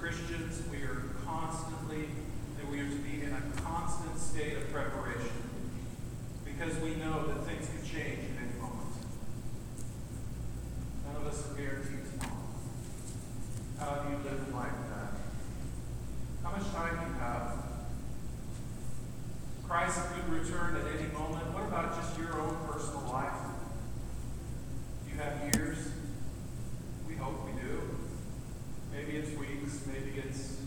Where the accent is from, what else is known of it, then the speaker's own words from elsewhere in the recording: United States; we're American